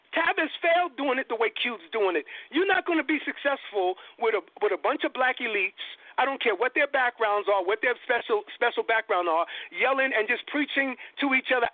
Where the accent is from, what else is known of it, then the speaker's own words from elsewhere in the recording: New York, United States; I'm from New York too.